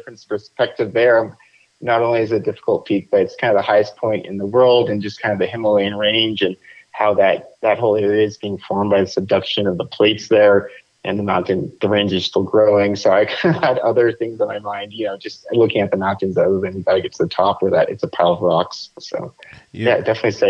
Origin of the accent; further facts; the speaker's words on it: Plano, Texas, United States; moved away as an adult; also born or lived in Queens, New York / Pennsylvania; now in Albuquerque, United States; I moved shortly after to Dallas, Texas area, Plano, Texas, when I was about 2 years old